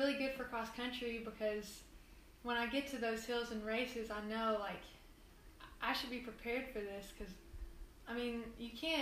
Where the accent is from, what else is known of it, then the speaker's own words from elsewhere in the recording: West Tennessee, United States; I'm from West Tennessee, and we live out, I'd say, in the country.